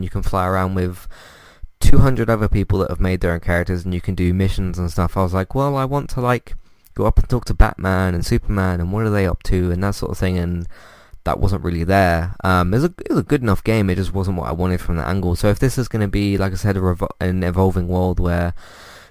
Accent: United Kingdom; As a British person myself

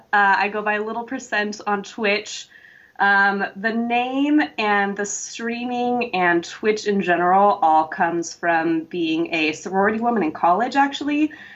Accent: California, United States; now in Los Angeles, United States; I'm from Northern California originally. But yeah, I'm an actress as well. So I'm based

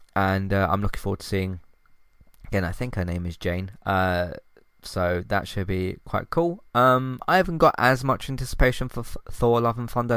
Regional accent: United Kingdom; can't pronounce my T's, I'm British

